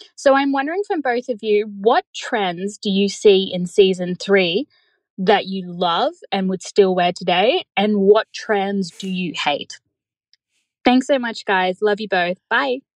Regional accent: Australia; I'm from Australia

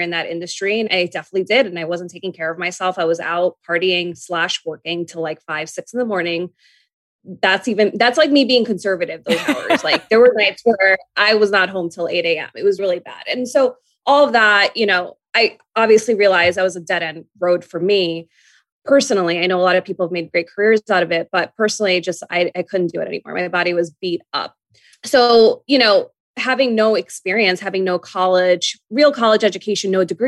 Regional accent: New York, United States; I'm a New Yorker.

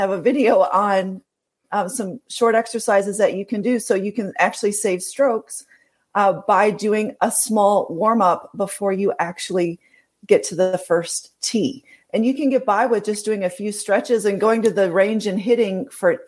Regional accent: Wisconsin, United States; now in Scottsdale, United States; I grew up in Wisconsin

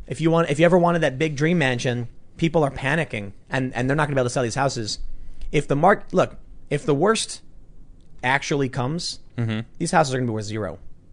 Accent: Chicago, Illinois, United States; And I'm from Chicago.

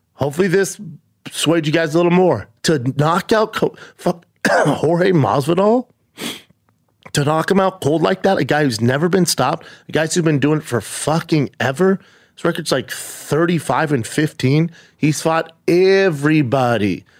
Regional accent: United States; we're American

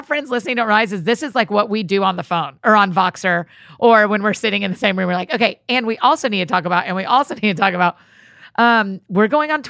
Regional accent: Marietta, Georgia, United States; now in Nashville, United States; we're going to Marietta, Georgia, my hometown.

